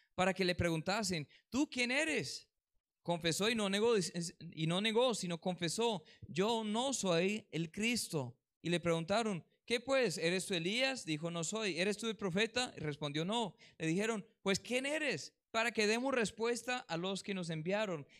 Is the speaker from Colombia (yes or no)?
yes; Colombia; aquí en Colombia